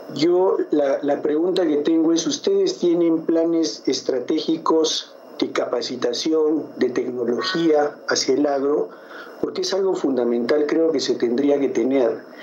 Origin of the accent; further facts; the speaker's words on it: Arequipa, Peru; yo soy de Arequipa, en Arequipa tenemos un desierto muy grande